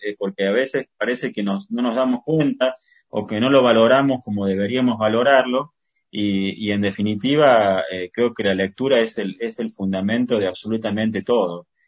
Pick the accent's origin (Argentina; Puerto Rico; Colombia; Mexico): Argentina; Córdoba; nací en Córdoba